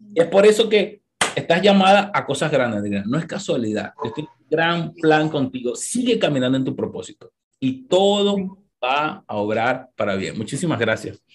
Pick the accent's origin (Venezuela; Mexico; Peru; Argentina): Venezuela; now in United States; los que somos venezolanos